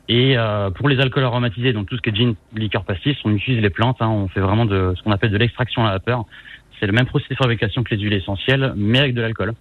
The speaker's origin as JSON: {"language": "French", "town": "Rennes", "region": "Brittany", "country": "France", "said": "Je suis originaire de Rennes"}